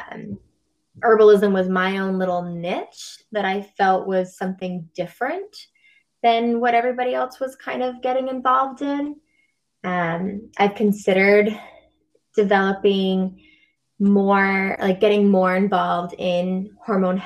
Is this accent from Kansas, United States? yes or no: no; near Middleton, Massachusetts, United States; also born or lived in Salem, Massachusetts; yoga teacher training I did in Middleton, Massachusetts, so not far from my hometown. I'm in Salem, Mass